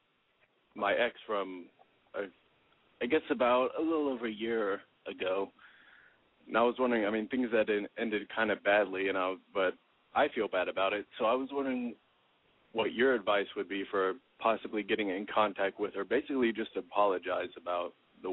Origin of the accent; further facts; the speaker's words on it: Dallas, Texas, United States; moved away as an adult; now in Boston, United States; I'm originally from Dallas